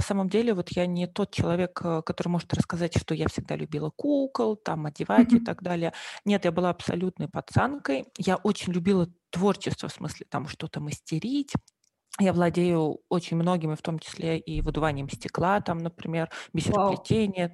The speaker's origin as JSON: {"language": "Russian", "region": "Moscow", "country": "Russia", "tie": "born or raised there", "moved": "as an adult", "lives_now": "Germany", "said": "вообще я приехала из Москвы, то есть родилась и выросла в Москве."}